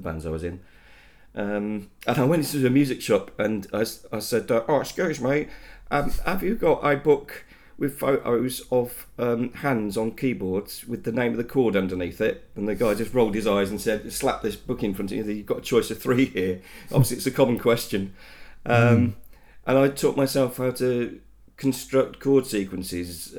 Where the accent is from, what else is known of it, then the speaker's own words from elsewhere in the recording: Leicester, East Midlands, United Kingdom; I am born and bred in Leicester